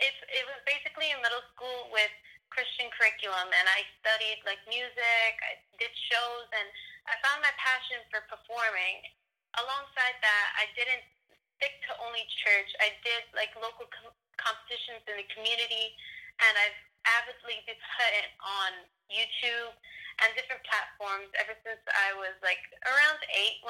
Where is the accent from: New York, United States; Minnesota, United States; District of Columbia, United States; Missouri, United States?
New York, United States; I'm from New York